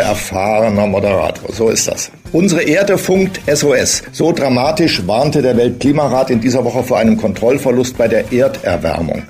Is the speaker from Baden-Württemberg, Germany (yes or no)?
no; Thuringia, Germany; moved away; Ich bin ja in Thüringen geboren